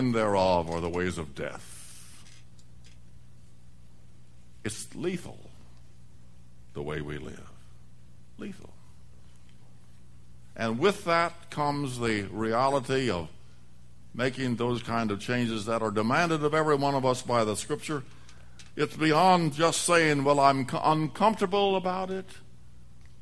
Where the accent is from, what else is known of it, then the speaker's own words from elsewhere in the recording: the West, United States; moved away; I grew up in the West